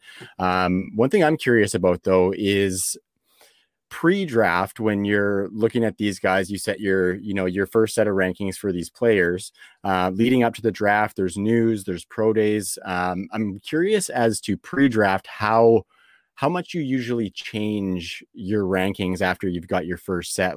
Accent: Canada; being from Canada

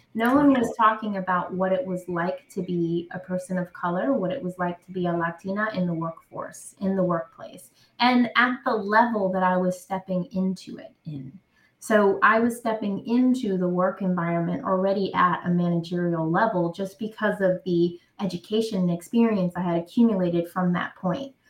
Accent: New York City, New York, United States; I'm from Brooklyn, New York. Um, I grew up in the projects of Brooklyn

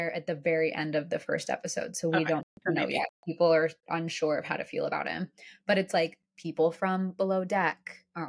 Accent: Steamboat Springs, Colorado, United States; born or raised there; moved away

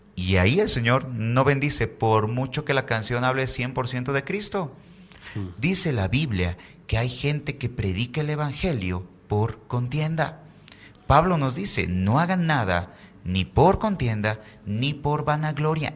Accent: Bolivia; tenemos en Bolivia

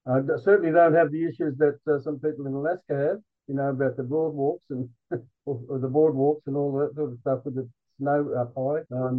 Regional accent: Armidale, New South Wales, Australia; I'm from Armidale, New South Wales in Australia. I'm an Indigenous Australian.

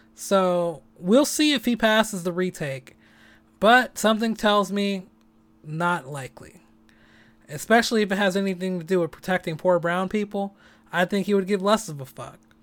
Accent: San Francisco, California, United States; I'm born and raised in San Francisco

